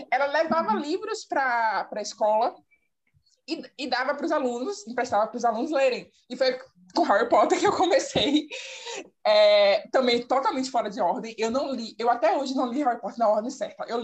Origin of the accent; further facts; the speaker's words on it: Salvador, Bahia, Brazil; eu sou de Salvador, Bahia. Tenho 27 anos, sou a mais velha aqui do rolê.